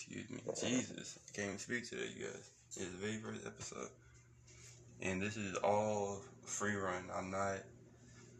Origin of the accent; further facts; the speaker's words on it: Beaumont, Texas, United States; where I come from is, I was born in Beaumont, Texas, west side, Beaumont. Really came from the mud